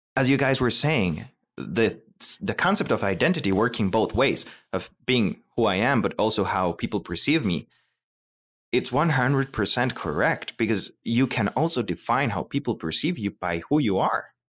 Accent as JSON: {"language": "English", "country": "Costa Rica", "moved": "yes", "said": "I am from Costa Rica."}